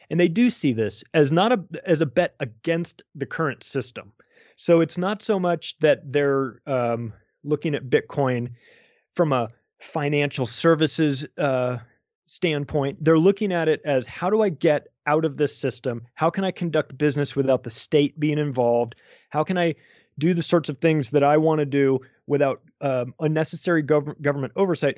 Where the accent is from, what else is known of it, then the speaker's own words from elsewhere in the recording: United States; I'm an American. I still live in America.